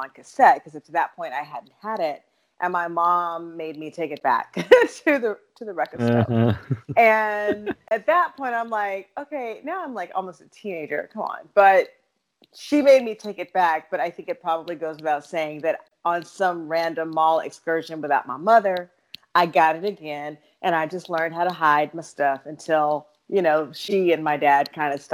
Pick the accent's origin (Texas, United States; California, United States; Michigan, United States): Texas, United States; Dallas; moved away as an adult; now in Los Angeles, United States; I am originally from Dallas, Texas, born and raised there